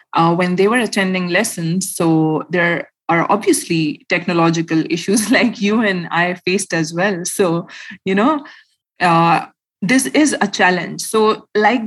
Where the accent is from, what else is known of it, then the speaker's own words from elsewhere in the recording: Khyber Pakhtunkhwa, Pakistan; I am a Pashtun from Pakistan. So I belong from my village that is called Lucky Marwat and Bannu. So every year we used to visit our village every year